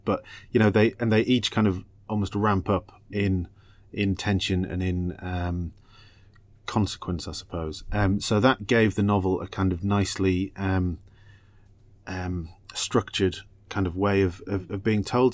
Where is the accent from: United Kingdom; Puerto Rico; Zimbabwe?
United Kingdom; England; moved away as an adult; also born or lived in Australia; I'm British and Australian. I'm a, I'm a, I'm a dual citizen. Um, but when I first moved out there